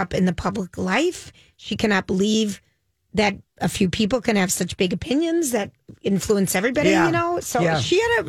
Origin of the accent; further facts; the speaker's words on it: Chicago, Illinois, United States; I'm from Chicago.